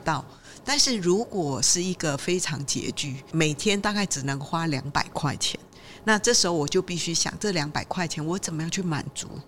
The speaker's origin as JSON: {"language": "Chinese", "country": "Malaysia", "tie": "born or raised there", "moved": "yes", "lives_now": "Taiwan", "said": "因为我在马来西亚成长"}